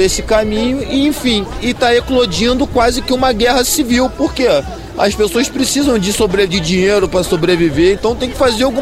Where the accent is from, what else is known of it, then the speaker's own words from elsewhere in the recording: Rio de Janeiro, Brazil; Como morador nascido e criado no Rio de Janeiro, eu já estou ambientalizado